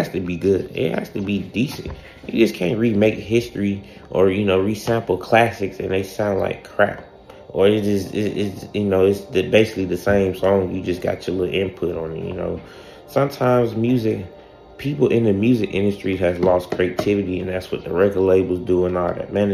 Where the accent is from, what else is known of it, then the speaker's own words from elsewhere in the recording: Atlanta, Georgia, United States; me growing up in Atlanta